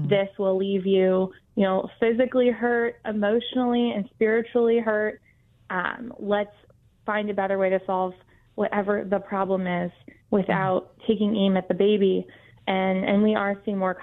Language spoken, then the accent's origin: English; Florida, United States; here in my home state of Florida